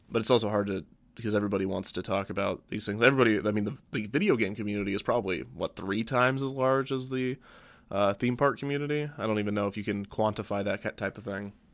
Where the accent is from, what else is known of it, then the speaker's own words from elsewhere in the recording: United States; we are very American.